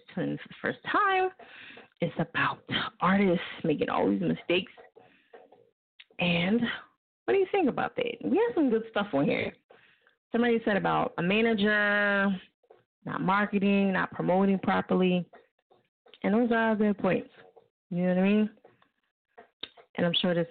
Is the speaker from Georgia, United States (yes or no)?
no; New Jersey, United States; now in Philadelphia, United States; I live in Philly. I live in Philly. I'm from Jersey